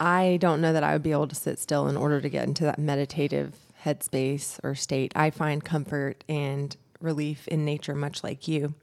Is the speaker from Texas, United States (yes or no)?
no; Brooks, Georgia, United States; I'm from Brooks, Georgia. I'm a country girl myself